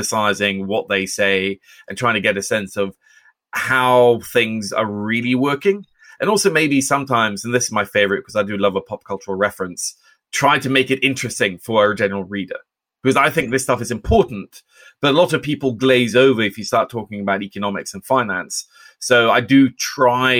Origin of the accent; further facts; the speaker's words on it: Oslo, Norway; moved away; I grew up in Oslo, Norway